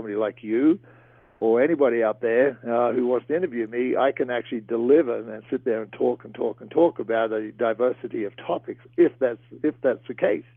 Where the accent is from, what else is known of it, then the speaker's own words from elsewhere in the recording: Great Barrier Reef, Queensland, Australia; moved away; ever since I was a kid growing up on the Great Barrier Reef